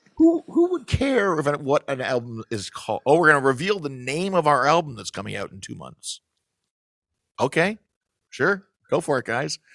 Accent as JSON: {"language": "English", "town": "Toronto", "region": "Ontario", "country": "Canada", "tie": "born or raised there", "said": "I grew up in Scarborough."}